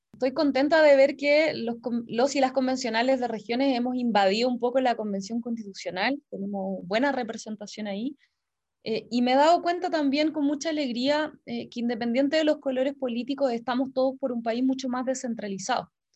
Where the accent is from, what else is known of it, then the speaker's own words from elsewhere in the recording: Castro, Los Lagos, Chile; moved away as an adult; also born or lived in Valparaíso; yo soy chilota, soy castreña, soy hija y nieta de comerciantes chilotes también. Em, estudié en la enseñanza básica en una escuela pública